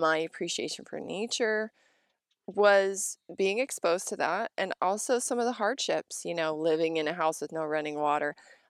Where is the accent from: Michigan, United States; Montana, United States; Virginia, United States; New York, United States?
Montana, United States; also born or lived in Colorado / Wyoming; You know, I grew up in Montana, Colorado, Wyoming, and Montana, and, you know, my parents gardened